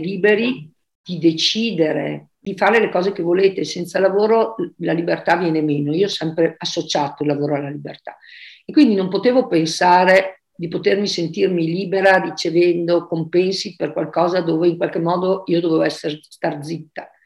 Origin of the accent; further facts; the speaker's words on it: Verona, Veneto, Italy; moved away as an adult; now in Caldogno, Italy; vivo, vivo a Caldogno, adesso da sposata, ma sono di Verona